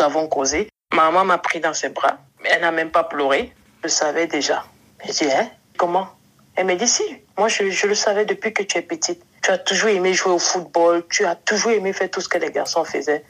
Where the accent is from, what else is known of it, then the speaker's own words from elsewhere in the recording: Cameroon; also born or lived in Germany / southern France; now in France; je suis euh, une jeune fille camerounaise, mhm. âgée de 38 ans. Je réside actuellement dans le sud de la France